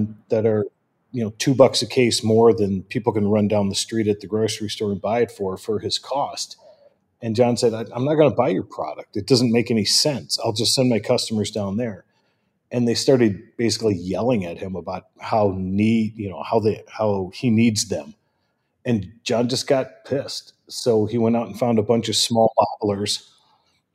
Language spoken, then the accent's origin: English; Midwest, United States; I'm from the Midwest, and I still call it soda